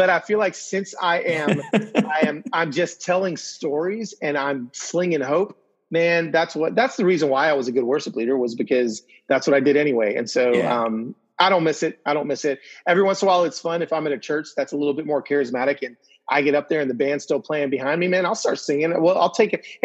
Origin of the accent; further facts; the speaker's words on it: Venezuela; I'm from Venezuela.